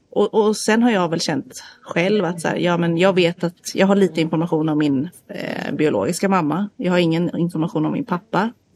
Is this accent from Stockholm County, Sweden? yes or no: yes; outside Stockholm, Stockholm County, Sweden; moved away as an adult; also born or lived in South Korea; now in Gothenburg, Sweden; jag är uppvuxen utanför Stockholm